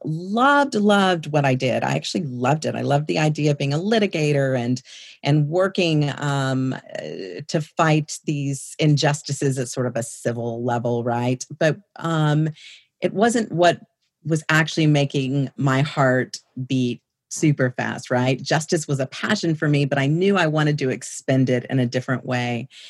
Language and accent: English; San Antonio, Texas, United States; also born or lived in Boerne, Texas; born and raised in San Antonio, Texas